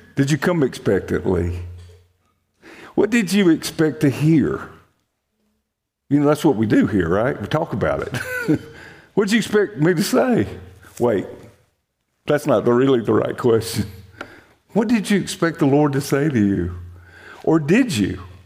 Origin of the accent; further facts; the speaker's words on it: Montgomery, Alabama, United States; now in Texas, United States; I'm actually from Alabama